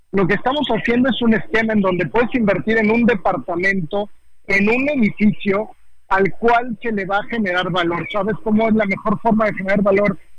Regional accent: Mexico; Es que, mira, la verdad es que como mexicanos tenemos las puertas abiertas en España.

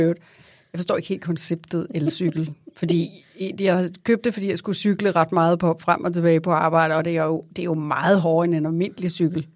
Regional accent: Vestegnen, Capital Region of Denmark, Denmark; kommer fra Vestegnen

